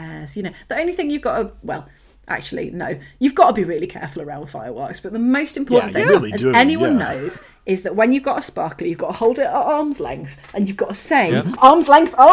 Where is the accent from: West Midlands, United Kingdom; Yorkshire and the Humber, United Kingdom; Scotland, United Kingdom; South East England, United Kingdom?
Yorkshire and the Humber, United Kingdom; I grew up in Yorkshire, so everything's hills.